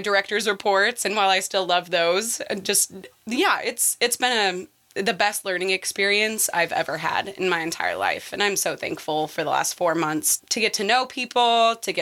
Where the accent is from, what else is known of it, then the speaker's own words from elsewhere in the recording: Denver, Colorado, United States; moved away as an adult; now in Ottawa, United States; I'm from Denver. So Denver, Colorado. I lived there ever since I was 2